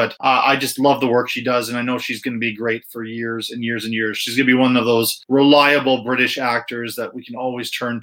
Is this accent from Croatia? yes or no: no; Ireland; I am Irish